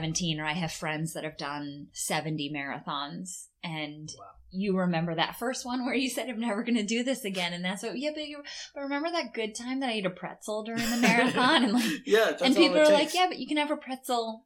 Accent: Boston, Massachusetts, United States; now in Netherlands; I grew up in the Boston area

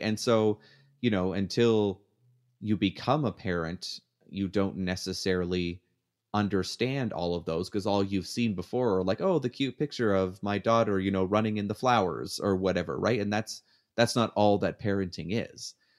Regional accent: Canada; now in United States; I'm still Canadian on the inside

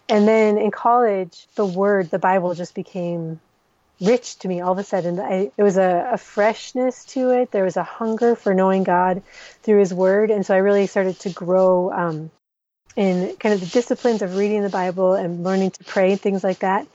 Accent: Minnesota, United States; moved away as an adult; also born or lived in Somalia; now in Djibouti; I am originally from Minnesota but my family has spent the last 17 years in the Horn of Africa

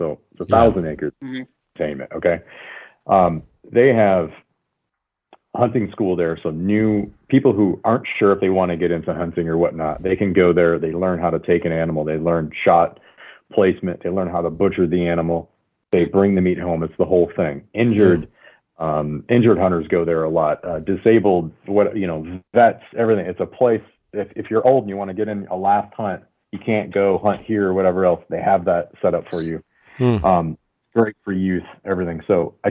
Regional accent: Michigan, United States; now in California, United States; I grew up in Michigan, and I thought everybody hunted

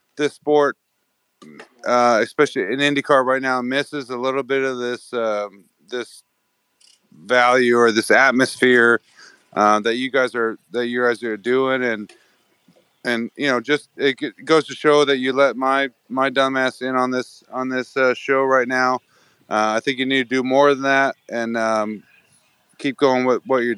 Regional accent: Wisconsin, United States; I'm already from Wisconsin

